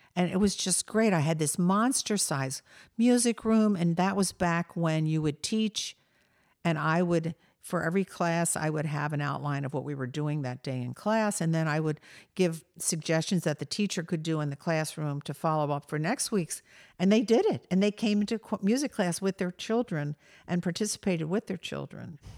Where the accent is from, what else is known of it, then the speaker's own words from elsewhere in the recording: Delaware, United States; I grew up in Delaware